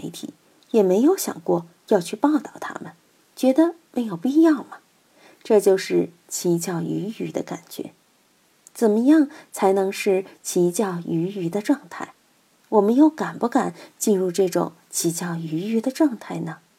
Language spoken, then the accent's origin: Chinese; Chengdu, Sichuan, China; 远的不说，我们就看岷江，看我们成都人歌颂的母亲河。